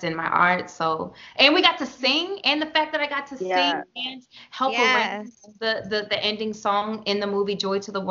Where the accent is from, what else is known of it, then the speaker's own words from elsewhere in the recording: Baltimore, Maryland, United States; now in New York, United States; I grew up in West Baltimore, off of Harlem and Bentlow